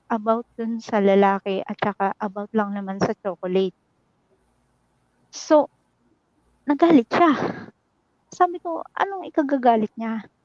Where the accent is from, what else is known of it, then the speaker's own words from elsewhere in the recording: Nueva Ecija, Central Luzon, Philippines; moved away as an adult; now in Hong Kong; Um, bali, Nueva Ecija po. Pero nandito ako sa Hong Kong ngayon.